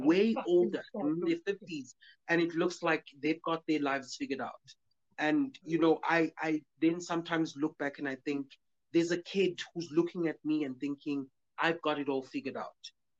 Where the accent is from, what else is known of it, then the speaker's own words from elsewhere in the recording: New York, United States; now in Alberton, South Africa; We are from Alberton. We're based in Alberton, but I'm from New York. Originally from...